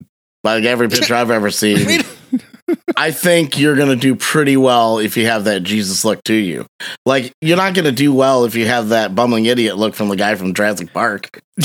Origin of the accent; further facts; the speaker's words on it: Costa Rica; I didn't. I'm from Costa Rica. I was disappointed.